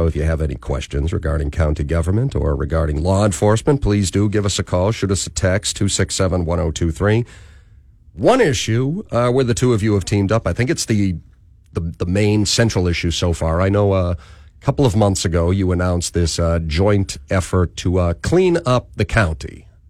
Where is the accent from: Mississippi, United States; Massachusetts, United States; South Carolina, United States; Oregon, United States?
Massachusetts, United States; Boston; And we did have a lot of skiing just, you know, in north of where I grew up in New England.